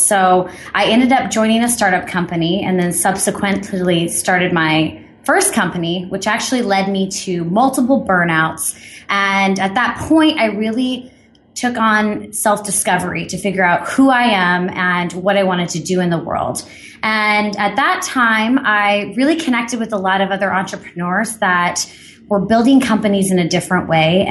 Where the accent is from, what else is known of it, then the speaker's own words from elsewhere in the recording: Midwest, United States; Okay, so I was born and raised in the Midwest, but I always felt a little bit different.